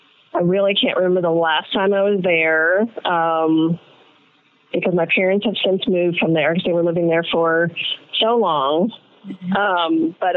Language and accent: English; Antioch, California, United States; moved away as an adult; also born or lived in Walnut Creek, California / Sacramento, California / Tampa Bay, Florida; now in Tampa, United States; I was born in John Muir Hospital as well. Lived in, actually, Antioch for most of my, you know, through high school, and then moved to Sacramento to go to college.